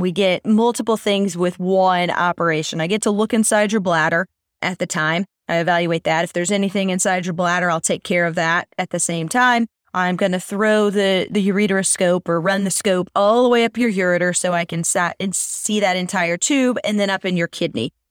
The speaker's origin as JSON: {"language": "English", "region": "Missouri", "country": "United States", "said": "I'm from Missouri, where, we're known as the show me state"}